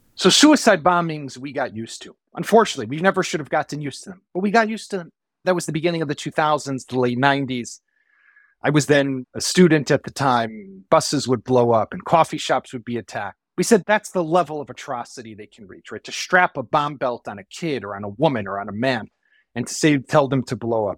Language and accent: English; Israel; in our country, in our homes